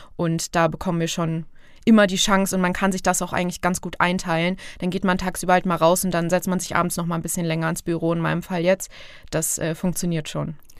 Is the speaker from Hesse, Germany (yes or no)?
yes; Fulda, Hesse, Germany; moved away as an adult; ich komme aus Fulda bzw. Petersberg, was mittlerweile aber irgendwie, es ist meine Heimat